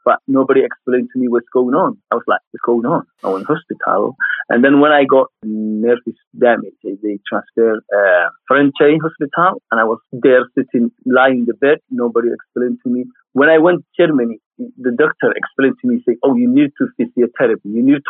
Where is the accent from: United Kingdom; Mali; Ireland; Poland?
Mali; I'm from East Africa. I'm from Mali and the inner city.